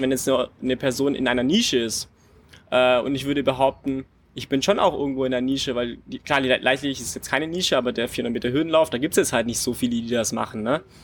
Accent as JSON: {"language": "German", "town": "Friedrichshafen", "region": "Baden-Württemberg", "country": "Germany", "tie": "born or raised there", "said": "Habe dann in Friedrichshafen, bei meiner Heimat, äh, war mein erster Verein"}